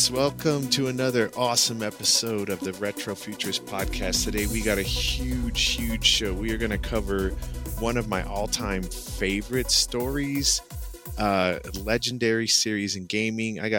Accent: United States; as an American growing up watching Star Wars and Dune

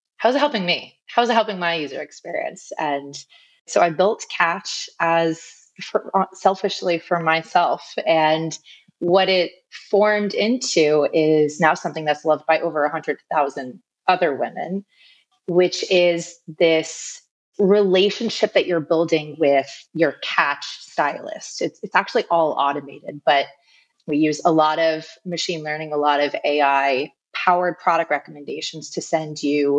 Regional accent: New York, United States; I'm originally from New York

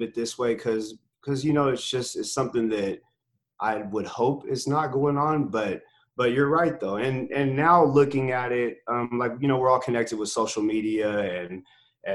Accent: North Highlands, California, United States; I'm from North Highlands

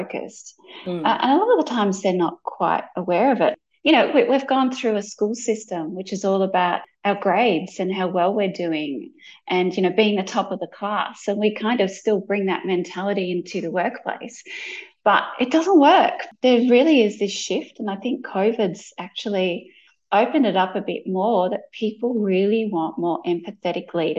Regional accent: Melbourne, Victoria, Australia; I'm from Melbourne, Australia. And, you know, growing up in Australia

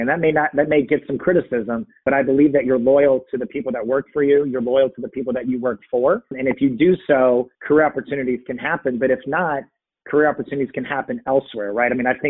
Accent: Texas, United States; born there; also born or lived in San Francisco / Virginia / Cincinnati; I mean, one of it was I grew up moving around, right? I mean, I was born in Texas, moved to San Francisco, moved to Virginia, moved to Cincinnati, moved back to Virginia.

